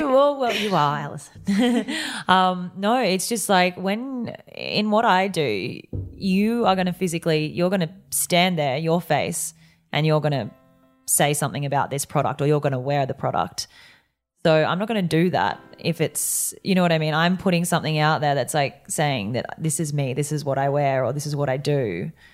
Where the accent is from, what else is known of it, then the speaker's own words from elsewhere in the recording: Yeppoon, Queensland, Australia; moved away; I grew up in Yeppoon, which was this tiny town